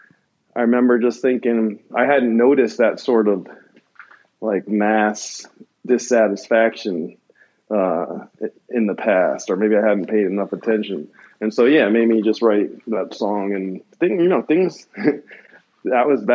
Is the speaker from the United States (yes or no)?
yes; New Jersey, United States; now in California, United States; I grew up in New Jersey